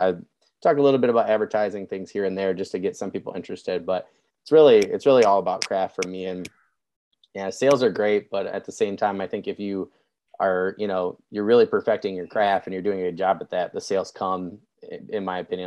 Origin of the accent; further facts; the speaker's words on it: Michigan, United States; I'm a Midwesterner, I'm from Michigan